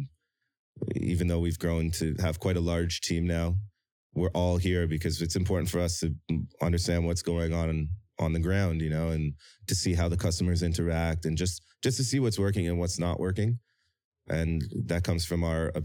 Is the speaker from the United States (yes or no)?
no; Toronto, Ontario, Canada; moved away as an adult; now in South Korea; my experiences growing up in Toronto